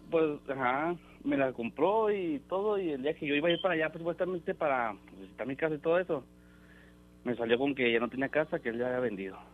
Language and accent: Spanish; Delicias, Chihuahua, Mexico; now in Albuquerque, United States; soy de, Delicias, Chihuahua